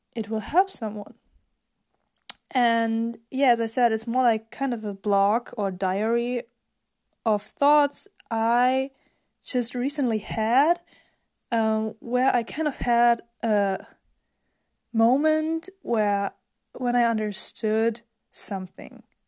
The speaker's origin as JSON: {"language": "English", "country": "Germany", "second_language": "English", "said": "I'm actually from Germany"}